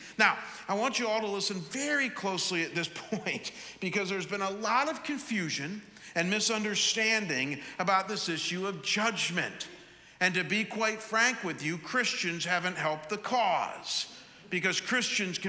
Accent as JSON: {"language": "English", "town": "Chagrin Falls", "region": "Ohio", "country": "United States", "tie": "born or raised there", "moved": "yes", "lives_now": "Scottsdale, United States", "said": "people who live in my hometown of Chagrin Falls."}